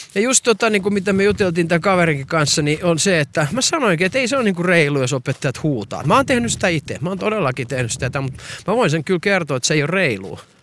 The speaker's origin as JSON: {"language": "Finnish", "town": "Perniö", "region": "Southwest Finland", "country": "Finland", "said": "Minä olen minä olen Perniöstä kotoisin, jos ette tienneet, niin minä olen Perniöstä kotoisin"}